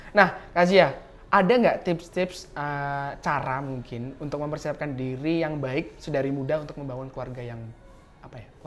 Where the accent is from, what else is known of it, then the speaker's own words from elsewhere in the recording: South Sumatra, Indonesia; aku dari Sumatera Selatan dan di tempatku tinggal itu tuh juga nggak sedikit loh